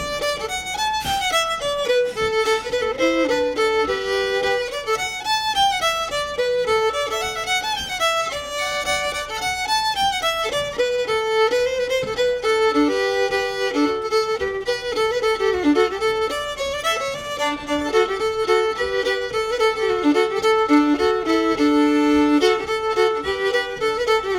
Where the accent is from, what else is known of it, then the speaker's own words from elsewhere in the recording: Hoagland, Indiana, United States; moved away as an adult; also born or lived in Detroit, Michigan; now in Chicago, United States; I got to move back to my home state of Indiana